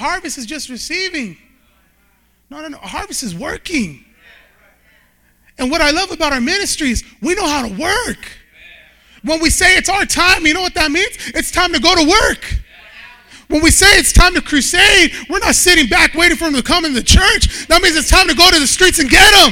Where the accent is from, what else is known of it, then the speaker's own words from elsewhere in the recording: Bakersfield, California, United States; I grew up in Bakersfield, California.